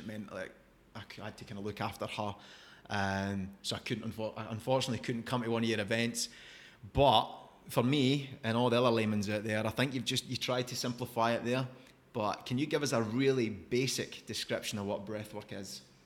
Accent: Scotland, United Kingdom; Growing up in Scotland

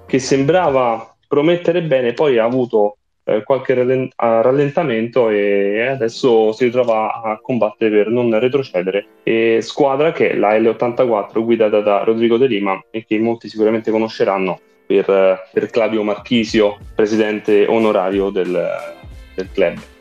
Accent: Rome, Lazio, Italy; io e te Fabio siamo di Roma

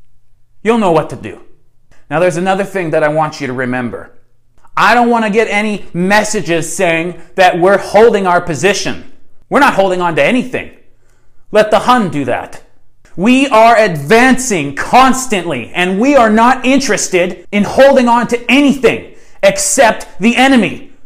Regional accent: Canada; I'm your neighbor. I'm your Canadian neighbor, right?

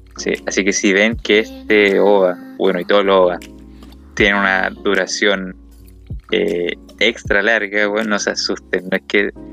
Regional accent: Chile; somos oro de Chile

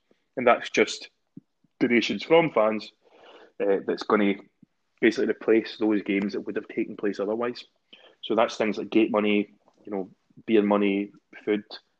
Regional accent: Glasgow, Scotland, United Kingdom; accent: Glasgow; I look forward to getting slaughtered off my pals for my Glasgow Uni accent because I did try and keep it PC and above board.

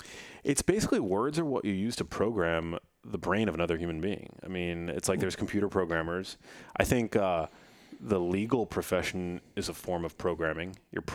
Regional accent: New York, United States; accent: New York; Growing up, I had a little bit of like a New York accent because I grew up in New York, and I shed it because somebody once made fun of the way that I, in school, like elementary school, said water.

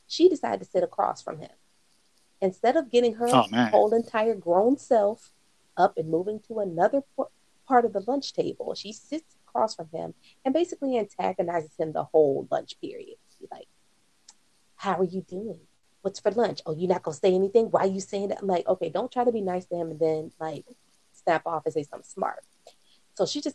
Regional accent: Virginia, United States; now in North Carolina, United States; I'm from Virginia

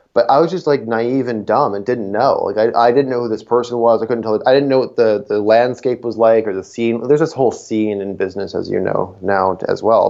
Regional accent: Niagara, Ontario, Canada; grew up in Niagara for 18 years.

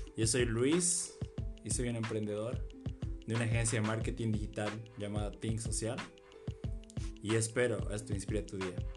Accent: Bolivia; nosotros somos de Bolivia

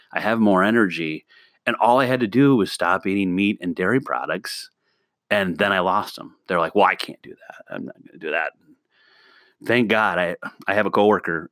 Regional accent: the Midwest, Northwest Illinois, United States; I grew up in the Midwest. I'm in a small town in Northwest Illinois, I'm literally 10 minutes from Wisconsin

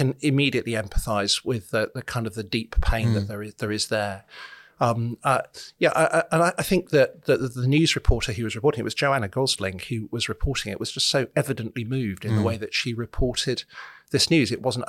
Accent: Solihull, West Midlands, United Kingdom; I grew up in Solihull, so this is an area that I know

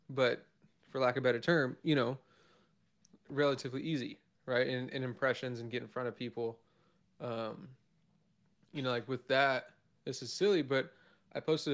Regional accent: Arizona, United States; also born or lived in Vancouver, Washington; now in Oregon, United States; I'm originally from Arizona

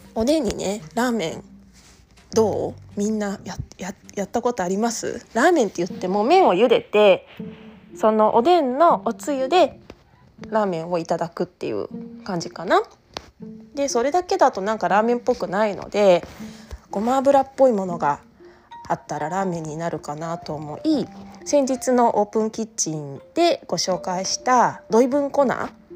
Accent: Tokyo, Japan; now in Okayama, Japan; 私は東京都出身で

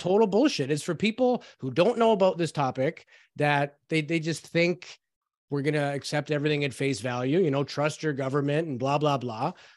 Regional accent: Canada; we're Canadian

